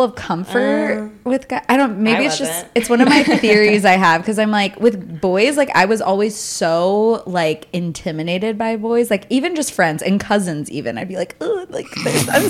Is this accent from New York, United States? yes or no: no; California, United States; I identify as a Californian because like I was from California.